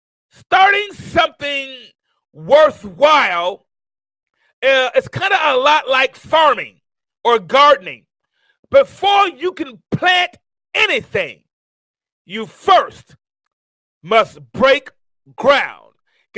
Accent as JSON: {"language": "English", "town": "Tuscaloosa", "region": "Alabama", "country": "United States", "tie": "born or raised there", "also_born_or_lived": "Mount Vernon, New York", "said": "you know I'm originally from Mount Vernon, New York, but I moved to a small town here in Alabama in a place called Tuscaloosa, Alabama"}